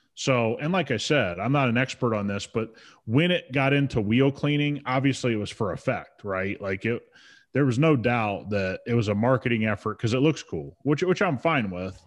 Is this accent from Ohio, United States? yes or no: yes; Ohio, United States; I grew up a Buckeye fan, you know, I grew up around the Buckeyes